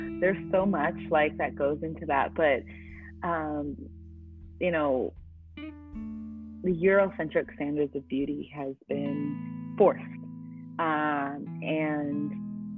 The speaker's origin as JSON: {"language": "English", "town": "Oakland", "region": "California", "country": "United States", "tie": "born or raised there", "moved": "as an adult", "lives_now": "the South, United States", "said": "growing up in Oakland"}